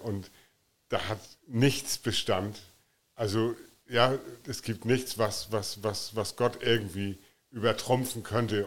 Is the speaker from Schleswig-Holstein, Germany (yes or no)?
yes; Flensburg, Schleswig-Holstein, Germany; moved away as an adult; now in Offenburg, Germany; ich komme ähm, aus, aus Offenburg, bin gebürtiger Flensburger von der dänischen Grenze.